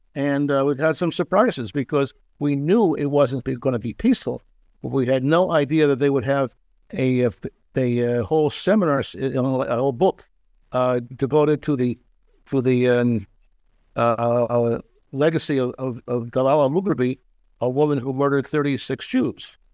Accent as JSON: {"language": "English", "town": "Philadelphia", "region": "Pennsylvania", "country": "United States", "tie": "born or raised there", "moved": "as an adult", "lives_now": "Israel", "said": "my hometown of Philadelphia"}